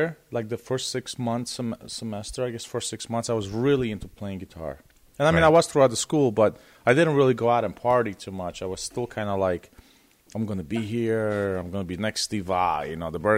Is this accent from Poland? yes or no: yes; Poland; English is a second language; moved away; I'm from Poland.